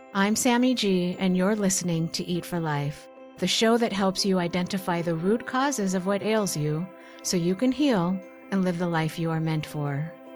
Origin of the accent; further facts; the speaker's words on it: Portland, Oregon, United States; where I grew up in Portland, Oregon